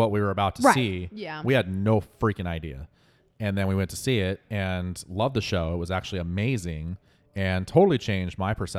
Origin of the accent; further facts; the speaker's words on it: Western Washington, United States; moved away as an adult; also born or lived in Tacoma / Seattle; I came from Western Washington and lived over there for the first 22 years of my life. I worked in restaurants in Tacoma and then Seattle